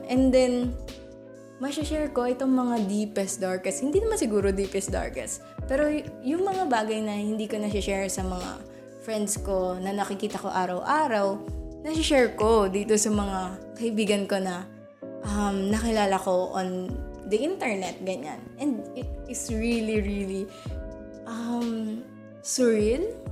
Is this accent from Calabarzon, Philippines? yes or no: yes; Calabarzon, Philippines; Lahat kami taga Cavite.